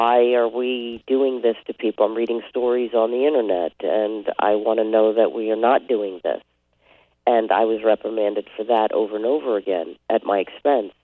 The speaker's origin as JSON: {"language": "English", "town": "New York City", "region": "New York", "country": "United States", "said": "I'm from Brooklyn"}